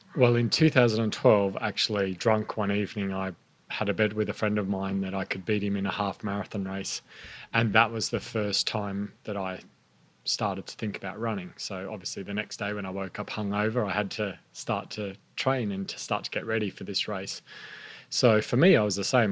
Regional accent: Queensland, Australia; also born or lived in Sydney, New South Wales; I was born in Sydney, grew yeah. up in Queensland

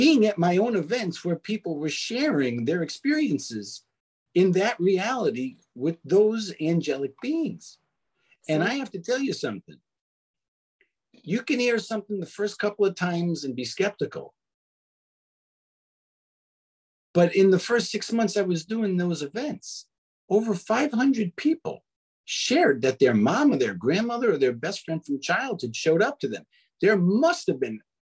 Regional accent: New York City, New York, United States; growing up in Brooklyn

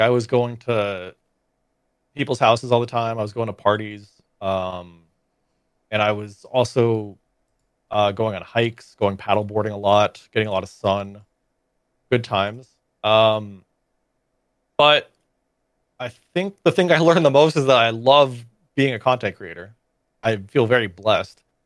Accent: Florida, United States; moved away as an adult; now in Austin, United States; a lot of my friends that I knew growing up in Florida

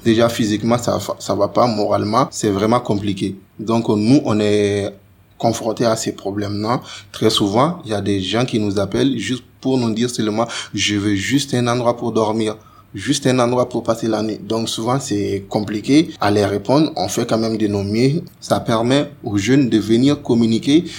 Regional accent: Mali; moved away as an adult; now in France; quand on a quitté le Mali

